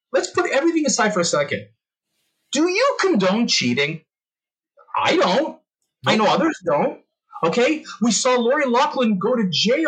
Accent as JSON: {"language": "English", "country": "Canada", "said": "as a Canadian"}